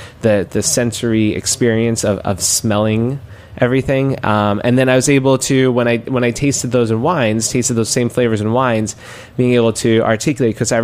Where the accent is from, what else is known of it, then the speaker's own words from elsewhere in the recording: New York City, New York, United States; I grew up in Queens